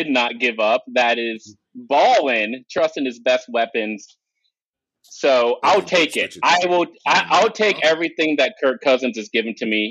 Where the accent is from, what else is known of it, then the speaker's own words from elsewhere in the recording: Austin, Texas, United States; Y'all are in my hometown